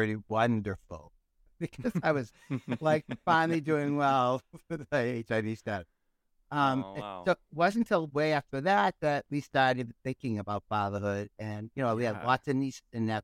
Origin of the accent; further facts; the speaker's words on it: North Shore, birthplace of the American Navy, Massachusetts, United States; accent: Boston; moved away as an adult; also born or lived in Canada / New York City; I grew up on the North Shore, the town that I grew up in claims to be the birthplace of the American Navy